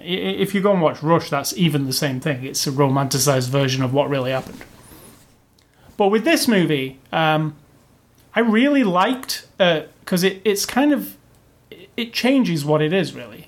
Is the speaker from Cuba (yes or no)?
no; England, United Kingdom; me as an Englishman